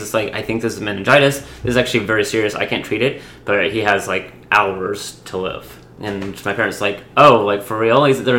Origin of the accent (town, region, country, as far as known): Atlanta, Georgia, United States